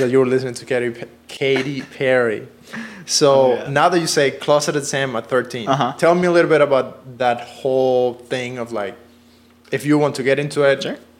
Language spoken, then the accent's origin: English; Cuba; now in Los Angeles, United States; I come from Cuba